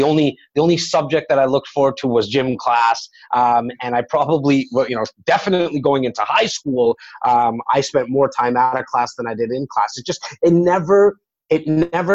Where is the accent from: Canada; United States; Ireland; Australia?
Canada; Toronto, Ontario; born and raised in Rexdale, a little area in Etobicoke